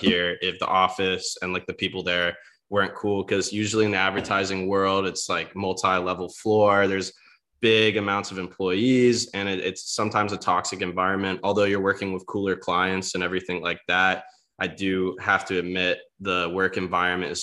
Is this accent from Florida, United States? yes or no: yes; Celebration, Florida, United States; moved away as an adult; now in Charlotte, United States; I grew up in basically like the second pick for the Truman Show. And no, seriously, in Orlando, Florida, Celebration